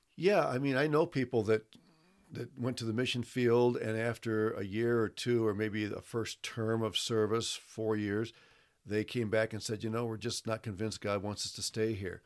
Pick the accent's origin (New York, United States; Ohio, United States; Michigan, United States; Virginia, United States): Ohio, United States; Toledo; moved away as an adult; also born or lived in Brazil; I was born in Toledo, Ohio